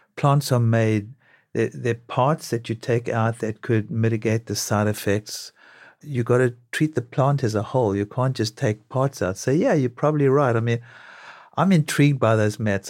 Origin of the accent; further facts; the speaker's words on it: South Africa; now in New York, United States; growing up in South Africa